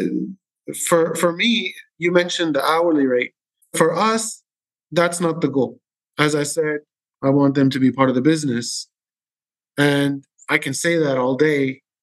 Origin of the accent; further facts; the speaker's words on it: Syria; now in Dubai, United Arab Emirates; I'm from Syria